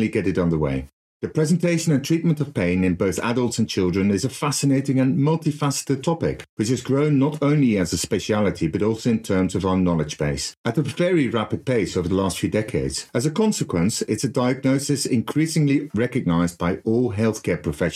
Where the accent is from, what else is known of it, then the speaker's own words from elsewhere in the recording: Netherlands; moved away as an adult; also born or lived in Utrecht, Netherlands; now in Oxford, United Kingdom; I'm actually from the Netherlands, and I went to university in the centre of the Netherlands in a city called Utrecht.